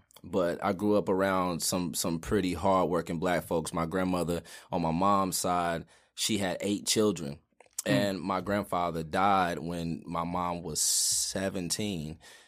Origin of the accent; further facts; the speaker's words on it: Greensboro, North Carolina, United States; I'm from here. I'm from Greensboro. Lived okay. here, you know, the majority of my life. You know, grew up on the west side of town.